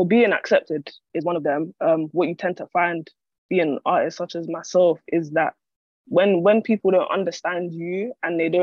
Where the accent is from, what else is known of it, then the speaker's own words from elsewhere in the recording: London, United Kingdom; I'm an artist from Islington, North London.